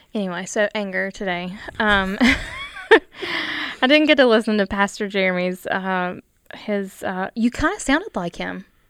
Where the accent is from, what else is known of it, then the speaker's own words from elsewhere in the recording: United States; I'm from Logan County